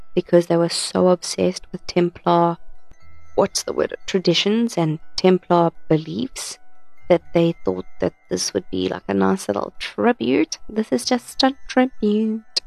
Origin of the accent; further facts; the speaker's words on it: Krugersdorp, Gauteng, South Africa; I'm from Krugersdorp